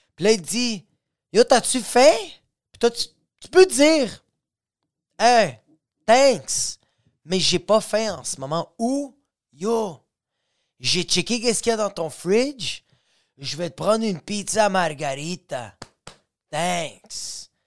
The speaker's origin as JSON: {"language": "French", "region": "Quebec", "country": "Canada", "said": "je suis québécois"}